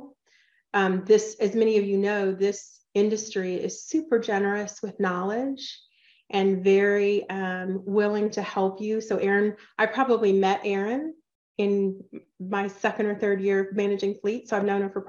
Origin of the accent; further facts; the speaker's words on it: Atlanta, Georgia, United States; moved away as an adult; also born or lived in California / Ohio; now in Texas, United States; I grew up in Atlanta